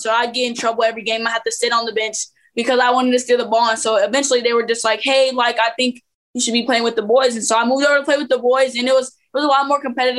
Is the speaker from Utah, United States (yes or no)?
no; Phoenix, Arizona, United States; also born or lived in Lincoln, Nebraska / Memphis, Tennessee; I was born in Lincoln, Nebraska. And then we were in Memphis quite a bit when I was younger, because I hooped a little bit, but I didn't really like hoop like that yet. Okay. So then we moved out to Phoenix, Arizona. And so I grew up a lot of there.